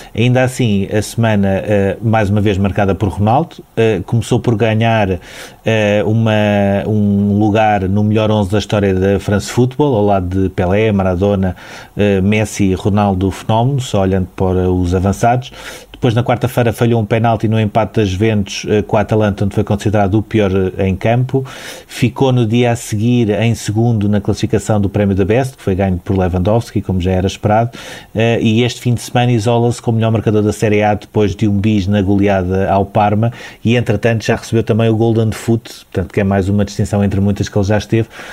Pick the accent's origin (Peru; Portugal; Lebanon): Portugal; enquanto portugueses